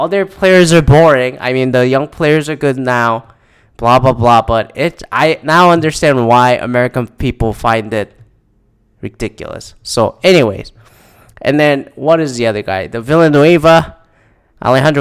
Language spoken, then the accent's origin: English; Canada; now in United States; I'm Canadian